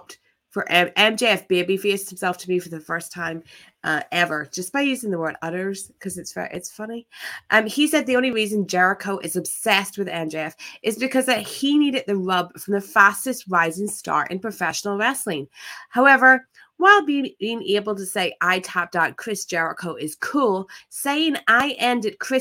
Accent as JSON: {"language": "English", "country": "Ireland", "said": "I am but an Irish girl"}